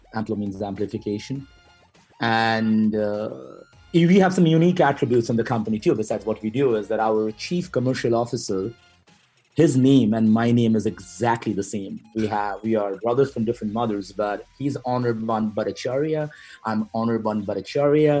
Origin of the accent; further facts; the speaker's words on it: Kolkata, West Bengal, India; moved away; i'm originally from uh, india and uh, traveled uh, in various cities within india mainly from a city named uh, calcutta